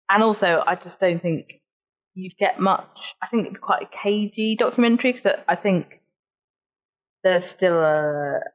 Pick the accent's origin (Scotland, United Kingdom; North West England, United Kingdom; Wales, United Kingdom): North West England, United Kingdom; Burnley; Oh, I was from Burnley. From okay. Burnley.